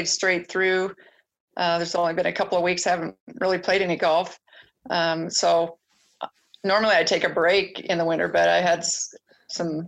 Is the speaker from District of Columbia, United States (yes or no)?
no; Twin Falls, Idaho, United States; I grew up in Twin Falls